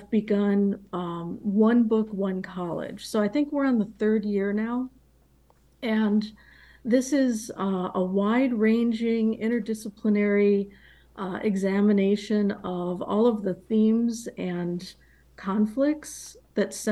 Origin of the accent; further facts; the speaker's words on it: Illinois, United States; I was born and raised in Illinois